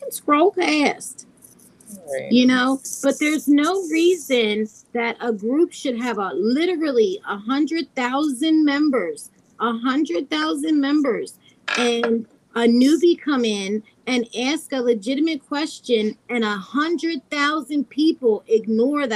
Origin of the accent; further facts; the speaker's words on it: United States; I'm American